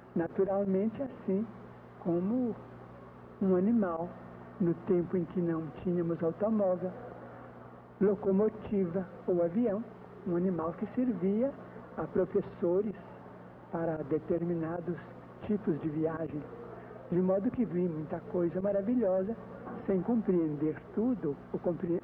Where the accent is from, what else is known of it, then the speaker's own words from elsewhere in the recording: Pedro Leopoldo, Minas Gerais, Brazil; moved away as an adult; now in Uberaba, Brazil; Fosse em Pedro Leopoldo, onde eu nasci, como aqui em Uberaba, onde eu já estou praticamente há 10 anos